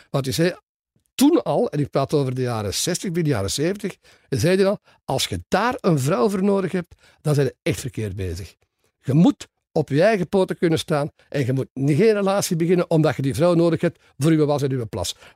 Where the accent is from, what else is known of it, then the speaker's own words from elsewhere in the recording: Soest, North Rhine-Westphalia, Germany; born there; also born or lived in Aachen / Cologne / Leopoldsburg / Lier; Ik ben geboren in Duitsland